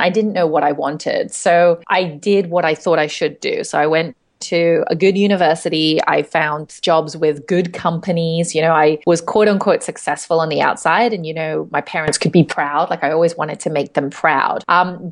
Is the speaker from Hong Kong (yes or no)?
yes; Hong Kong; I'm from Hong Kong, and I live here now as well.